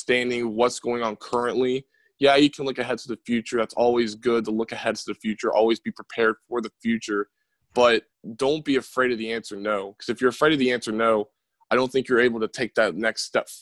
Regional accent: Winfield, West Virginia, United States; I'm from Winfield

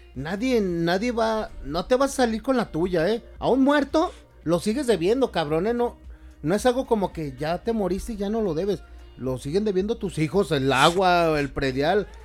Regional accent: Mexico

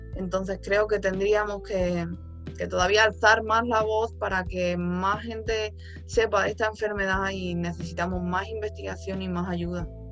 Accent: Spain; yo soy de España

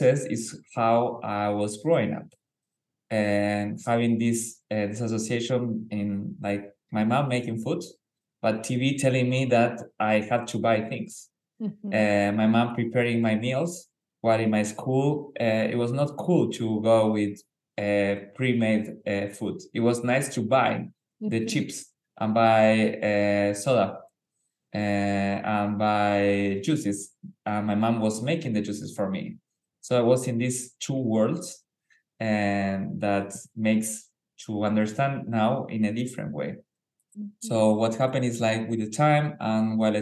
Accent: Argentina; I was born in Argentina

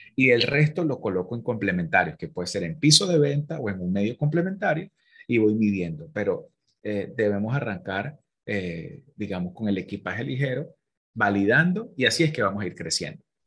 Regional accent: Venezuela; moved away; nosotros como venezolanos emigrantes, que hay tanta diáspora

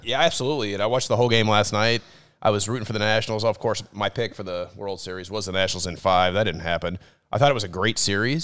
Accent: Dallas, Texas, United States; moved away; when I was a kid, I grew up in Dallas.

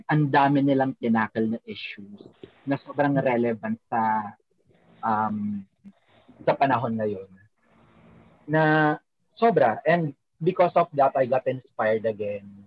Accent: Bicol Region, Philippines; first language Bicolano (Central Bikol); Tagalog is a second language

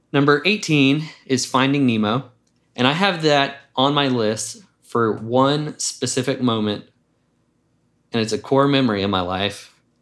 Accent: Jackson, United States; moved away as an adult; now in Atlanta, United States; I grew up in Jackson

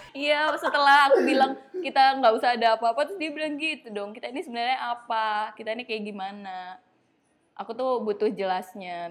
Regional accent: Bandung, West Java, Indonesia; moved away; Bandung itu tempat asalku

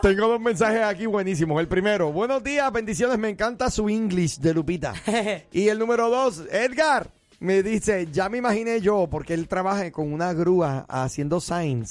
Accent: San Juan, Puerto Rico; moved away; Pero tú vas a mi tierra

